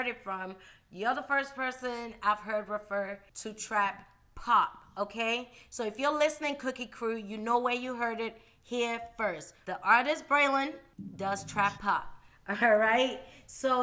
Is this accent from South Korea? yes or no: no; England, United Kingdom; moved away; I'm from England, so we don't really celebrate Memorial Day.